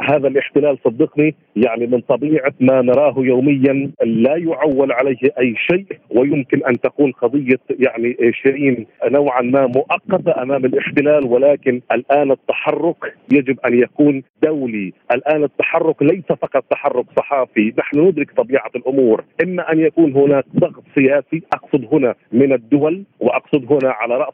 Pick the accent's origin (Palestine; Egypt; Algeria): Palestine; also born or lived in Ramallah; دعنا نلوم أنفسنا نحن أيضا كفلسطينيين